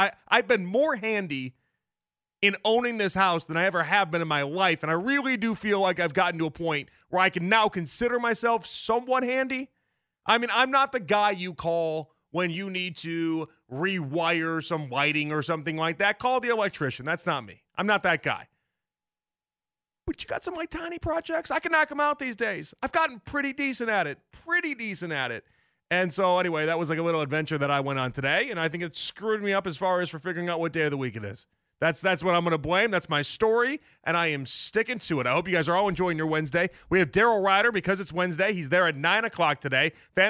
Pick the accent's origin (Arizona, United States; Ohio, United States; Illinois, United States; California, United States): Illinois, United States; Chicago; moved away; I'm from Chicago. I'm not from like Florida where it's sunny all the time.